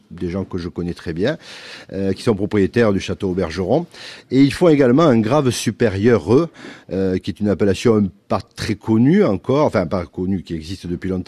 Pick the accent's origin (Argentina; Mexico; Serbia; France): France; Sauternes region, Nouvelle-Aquitaine; je suis originaire de la région de Sauterne.